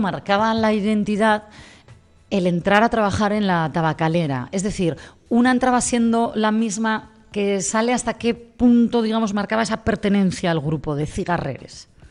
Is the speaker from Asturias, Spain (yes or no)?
yes; Gijón, Asturias, Spain; este Gijón que tanto amamos, los que somos de aquí